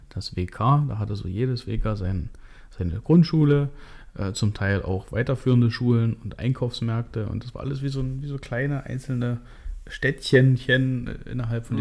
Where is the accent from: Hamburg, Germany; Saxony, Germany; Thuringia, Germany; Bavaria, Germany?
Saxony, Germany; Hoyerswerda; moved away as an adult; now in Weißwasser, Germany; Hoyerswerda ist mein, mein Geburtsort, der Ort, an dem ich meine Kindheit und Jugend verbracht habe